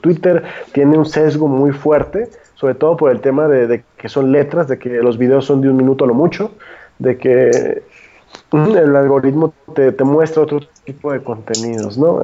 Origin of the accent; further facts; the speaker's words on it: Guadalajara, Jalisco, Mexico; Yo todavía que soy de Guadalajara